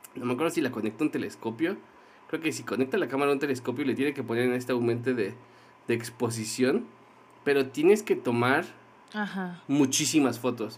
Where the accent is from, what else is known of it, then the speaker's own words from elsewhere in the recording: Mexico City, Mexico; los mexicanos, más, más los que venimos de la Ciudad de México